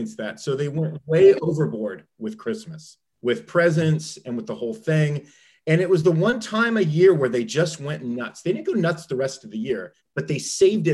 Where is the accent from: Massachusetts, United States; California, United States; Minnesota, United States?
California, United States; Southern; now in Ohio, United States; I grew up in Southern California. There were no seasons.